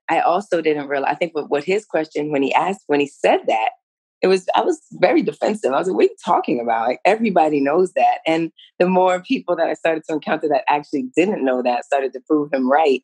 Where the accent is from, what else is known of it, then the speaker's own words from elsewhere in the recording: New York City, New York, United States; I grew up in New York City, you know, heart of the city, right there, melting pot for real